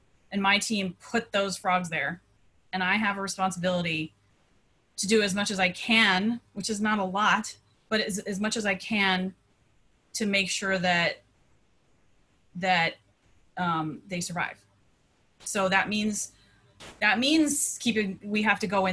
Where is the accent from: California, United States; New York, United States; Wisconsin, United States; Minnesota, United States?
California, United States; San Diego; also born or lived in Detroit, Michigan; moving to San Diego when I was 11 from Detroit